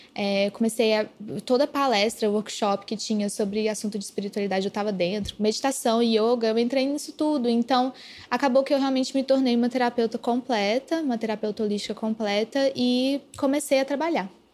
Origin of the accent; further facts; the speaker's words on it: Araxá, Minas Gerais, Brazil; moved away; era na minha cidade natal, que era achar, e eu fiquei um mês em Araxá